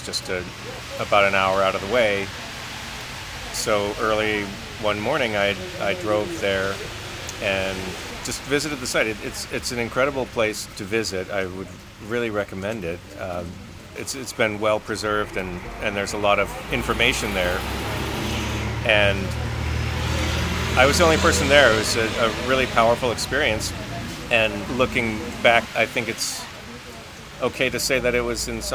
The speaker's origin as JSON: {"language": "English", "country": "United States", "said": "I'm Japanese American"}